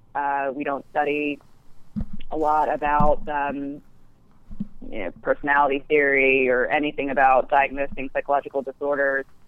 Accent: Alabama, United States; moved away as an adult; now in New York, United States; I grew up in Alabama, yeah. um, but now live in New York

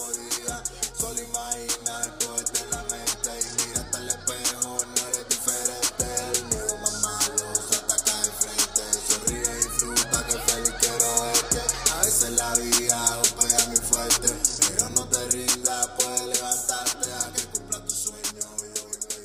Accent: Cuba; born or raised there; now in United States

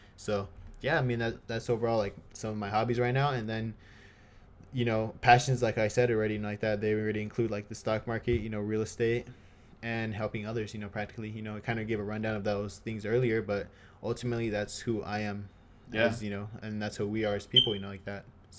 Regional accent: California, United States; Boston Celtics. Even though I'm from SoCal.

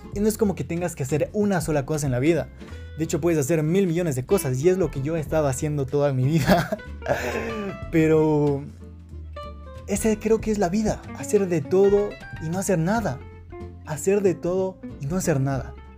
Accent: Quito, Pichincha, Ecuador; soy de Quito, Ecuador

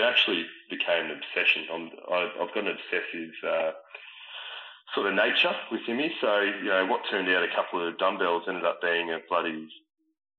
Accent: Echuca, Victoria, Australia; moved away; I ended up moving back to my hometown in Echuca for a few months

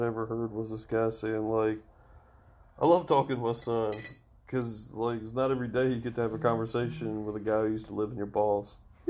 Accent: Alabama, United States; where are you from? I'm like, Alabama. Yeah, but, like, where before that? I was like, no, dude, I was raised here.

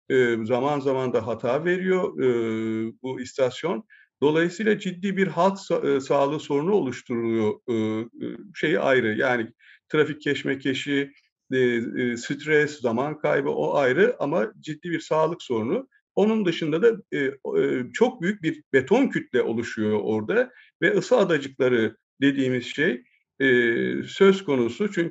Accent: Kadıköy, Istanbul, Turkey; ben de 60 seneden fazladır e, Kadıköy'de yaşıyorum, Kadıköylüyüm diyorum. E, yani çocukluğumda e, elle çevrilen dönme dolaba, e, işte ata binme imkanı olan böyle bir iki atın olduğu e, panayırların yapıldığı

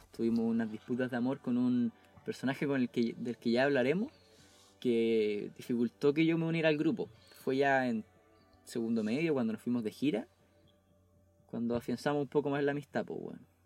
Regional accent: Temuco, Araucanía, Chile; also born or lived in Chicureo; yo soy de Temuco y vivo actualmente en Temuco

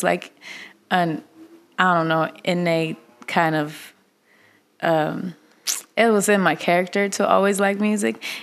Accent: Russia; born or raised there; English is a second language; moved away as an adult; also born or lived in Kazakhstan; now in Los Angeles, United States

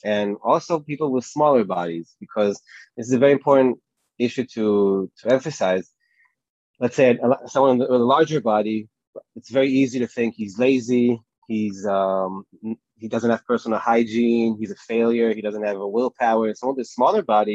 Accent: Tel Aviv, Tel Aviv District, Israel; I'm from Tel Aviv in Israel.

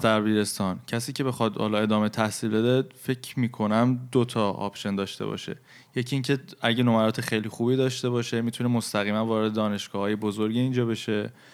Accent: Iran; ما که توی فرهنگ ایرانی بزرگ شدیم

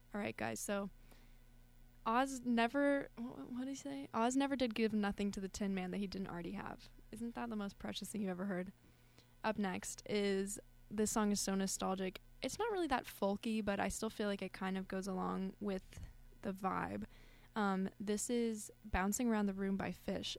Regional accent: Colorado, United States; moved away; I'm from Colorado.

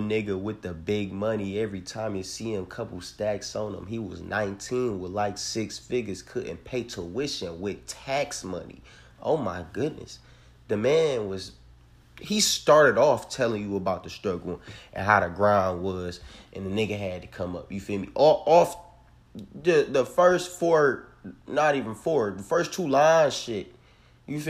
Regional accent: Detroit, Michigan, United States; I'm from Detroit, Michigan

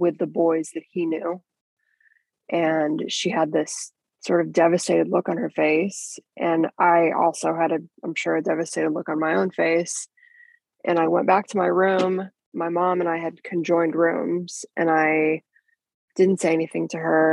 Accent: Kansas City, Missouri, United States; I grew up in Kansas City. People often say Kansas or Missouri, and it's really both because the city is divided down the middle by the state line, so you go back and forth all day. But that's where I was raised

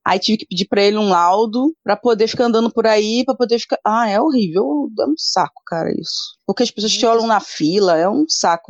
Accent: Rio de Janeiro, Brazil; sou do Rio, Rio de Janeiro

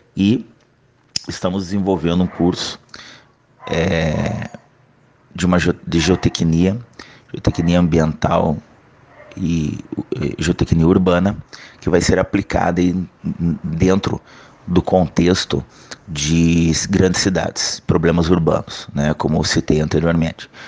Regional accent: Santa Catarina, Brazil; moved away; also born or lived in Curitiba, Paraná / northern Brazil; eu sou catarinense

